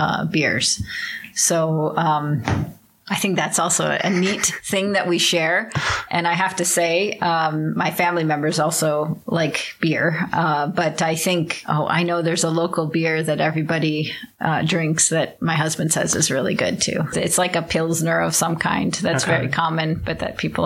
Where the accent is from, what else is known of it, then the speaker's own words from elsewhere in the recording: Beer City, Michigan, United States; moved away as an adult; now in Bratislava, Slovakia; I'm from Beer City